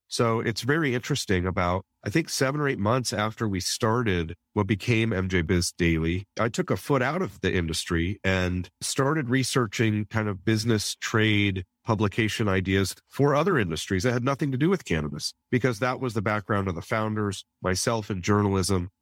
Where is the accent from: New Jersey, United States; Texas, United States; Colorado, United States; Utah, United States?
Colorado, United States; Denver; also born or lived in South Korea; my hometown of Denver